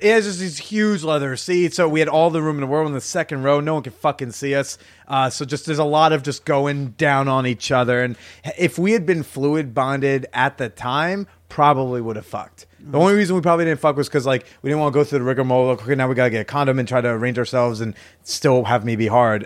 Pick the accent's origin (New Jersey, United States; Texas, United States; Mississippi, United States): New Jersey, United States; moved away; my hometown in Jersey